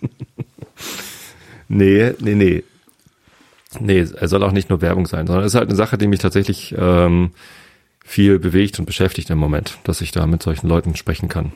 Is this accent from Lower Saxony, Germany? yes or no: no; Hamburg, Germany; aber ich komme aus Hamburg